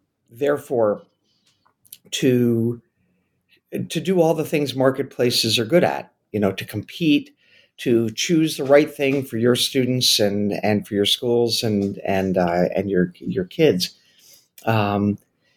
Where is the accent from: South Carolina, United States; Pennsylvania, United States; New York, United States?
New York, United States; New York City; I grew up in New York City